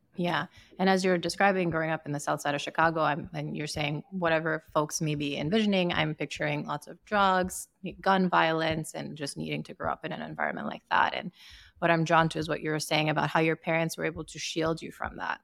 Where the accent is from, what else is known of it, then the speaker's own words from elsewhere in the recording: Sierra Leone; I grew up in Sierra Leone in West Africa